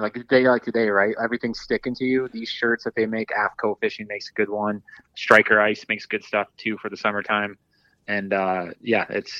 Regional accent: Dundee, Michigan, United States; I grew up in Southeast Michigan, and, you know, being right by Lake Erie, I grew up in kind of like around the Dundee area.

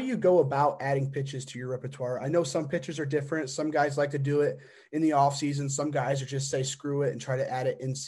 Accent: Indiana, United States; I'm from Indiana, go to Indiana University.

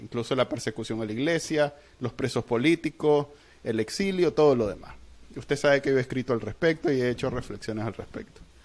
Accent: Nicaragua; somos nicas

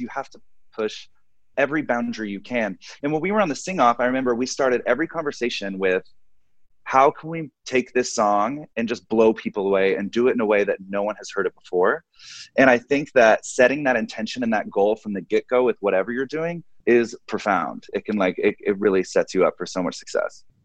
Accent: Arlington, Texas, United States; I am from Arlington, Texas

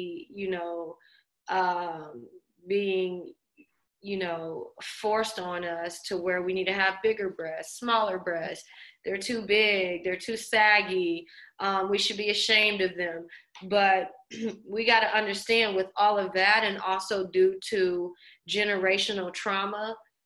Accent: New Orleans, Louisiana, United States; also born or lived in Los Angeles; even though I'm born in LA, my family's from New Orleans. So I spent a lot of my childhood growing up in New Orleans

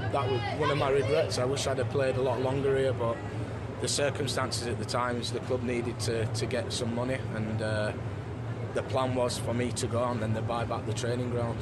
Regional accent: Leeds, Yorkshire and the Humber, United Kingdom; I came here at 10, 11 years old

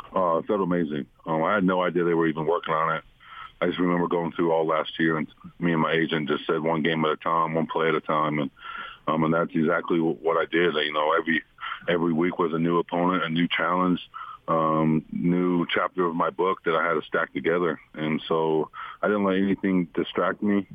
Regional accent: Utah, United States; moved away as an adult; now in Denver, United States; come back to my my hometown

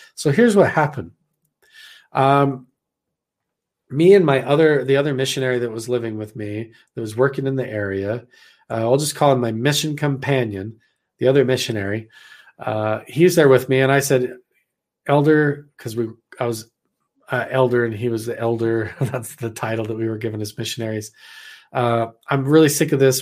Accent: Idaho, United States; moved away as an adult; I'm actually not from around here because I'm back from Idaho

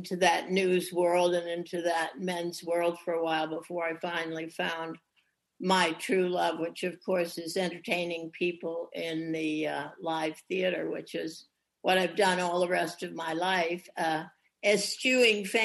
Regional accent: New England, United States; I grew up in New England

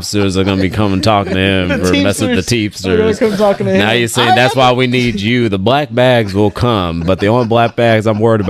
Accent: Richmond, California, United States; I'm just from Richmond

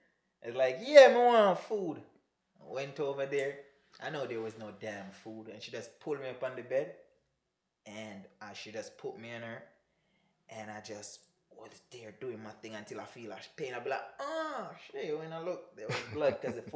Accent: May Pen, Clarendon, Jamaica; moved away as an adult; now in United States; I was from Clarendon.

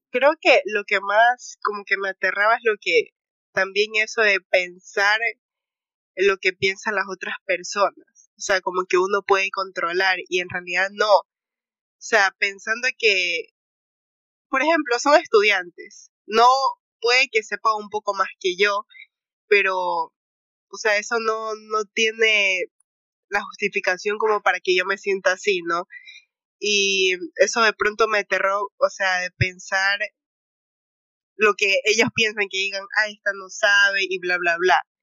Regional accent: Ecuador; also born or lived in Guayaquil; soy de Ecuador y vivo en Guayaquil

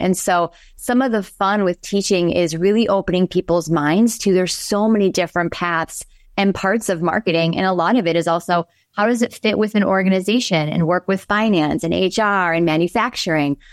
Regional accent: Pewaukee, Wisconsin, United States; I am from a small town of ten thousand, although I think it's probably larger now, called Pewaukee

